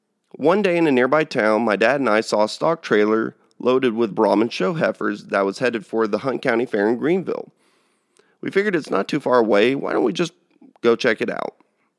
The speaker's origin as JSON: {"language": "English", "region": "São Paulo", "country": "Brazil", "tie": "born there", "said": "I'm actually their only child and I was born there in Sao Paulo."}